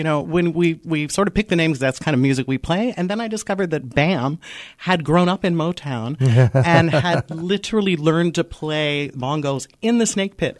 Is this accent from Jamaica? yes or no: yes; Jamaica; moved away; I was born in Jamaica.